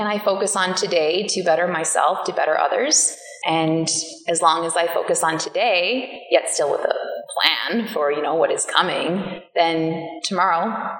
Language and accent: English; Ireland; I'm Irish. Killarney is Irish.